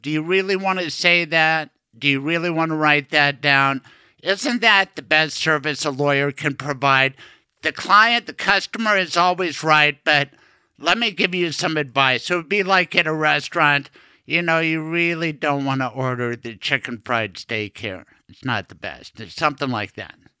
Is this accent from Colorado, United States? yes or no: yes; Colorado, United States; I was born in Colorado